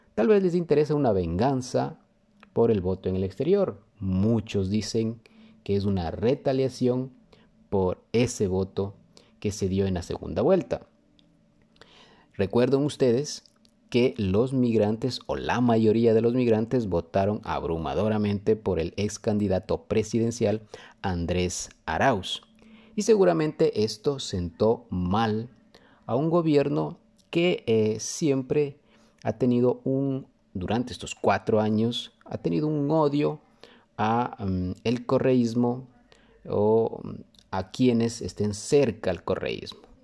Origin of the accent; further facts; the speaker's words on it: Ecuador; somos los ecuatorianos